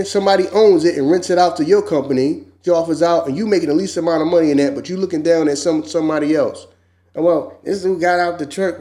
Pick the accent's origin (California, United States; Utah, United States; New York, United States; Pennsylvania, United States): Pennsylvania, United States; Philadelphia; I'm from South Philly